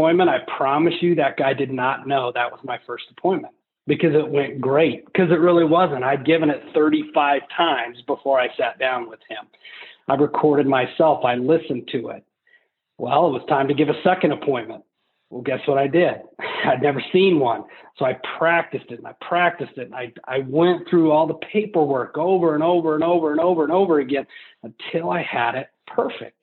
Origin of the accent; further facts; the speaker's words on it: Colorado, United States; growing up in Colorado, the church that we went